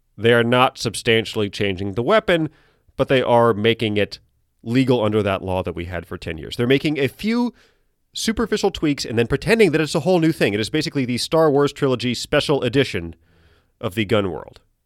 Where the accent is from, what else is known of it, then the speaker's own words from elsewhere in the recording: United States; I'm an American.